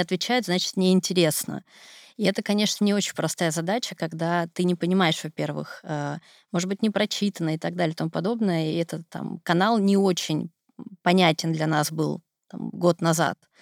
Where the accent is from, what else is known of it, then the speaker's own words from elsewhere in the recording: Siberia, Russia; Я сибирячка